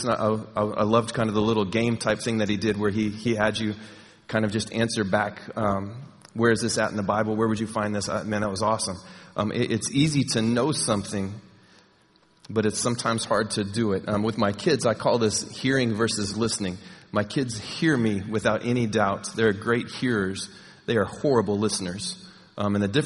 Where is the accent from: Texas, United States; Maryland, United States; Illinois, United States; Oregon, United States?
Texas, United States; moved away; I'm from Texas